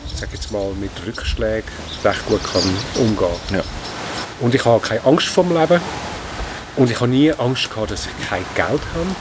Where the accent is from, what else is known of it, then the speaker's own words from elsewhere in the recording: Wädenswil, Zurich, Switzerland; Ich bin in Wetterschwil aufgewachsen